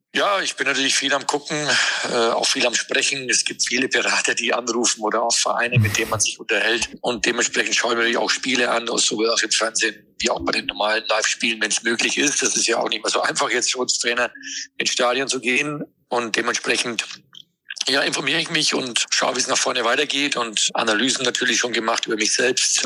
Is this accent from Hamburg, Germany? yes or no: yes; Hamburg, Germany; als Hamburger